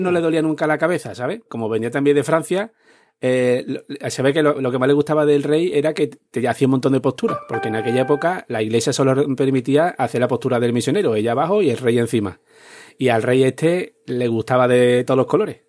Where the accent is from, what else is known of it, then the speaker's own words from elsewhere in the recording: Spain; como somos aquí los españoles